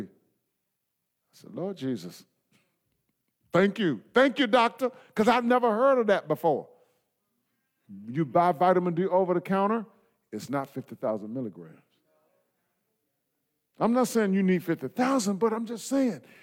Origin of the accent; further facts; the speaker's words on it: United States; I come from the United States of America